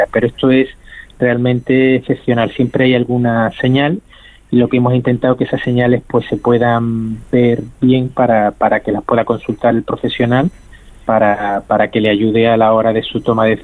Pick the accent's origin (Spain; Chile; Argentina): Spain; Andalusia; que, en, como andaluz a decirlo, ¿no? El folclore, ¿no? El, marketing que pueda tener alguna otra enfermedad, ¿no?